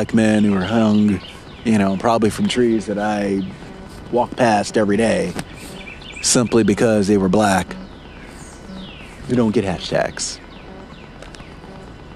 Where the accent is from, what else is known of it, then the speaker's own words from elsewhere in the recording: Palatka, Florida, United States; the community I grew up in. I have to forgive small town Palatka, Florida